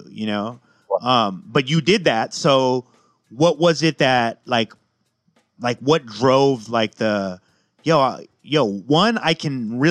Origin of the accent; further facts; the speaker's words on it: West Coast, United States; growing up on the West Coast